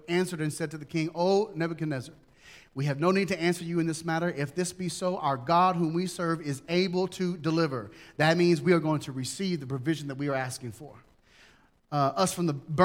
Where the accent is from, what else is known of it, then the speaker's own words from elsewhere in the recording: United States; being an American Christian